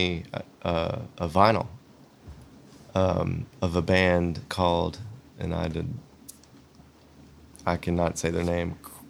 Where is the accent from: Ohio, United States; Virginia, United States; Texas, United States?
Virginia, United States; Roanoke; born or raised there; moved away as an adult; also born or lived in Atlanta